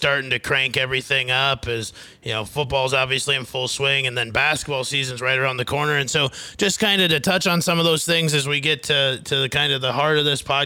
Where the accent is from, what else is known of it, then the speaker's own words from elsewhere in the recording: Fairmont, Minnesota, United States; also born or lived in Mitchell, South Dakota; now in Phoenix, United States; I'm from Fairmont originally.